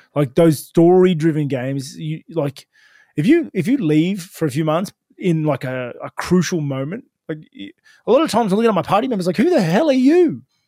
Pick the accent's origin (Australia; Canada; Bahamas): Australia; Sutherland Shire, New South Wales; I grew up in Southern Shire